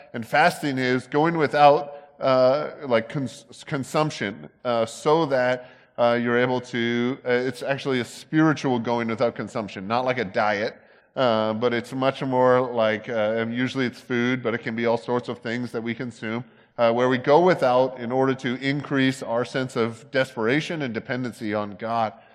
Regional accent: Canada; now in United States; I'm from there

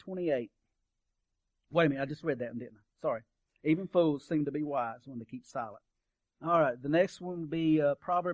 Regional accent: Kentucky, United States; I'm from Kentucky. We burned coal at our campfire.

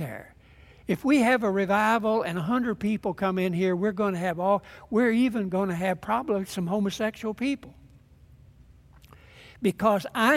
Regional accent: Germantown, Kentucky, United States; the little church that I grew up in Germantown, Kentucky

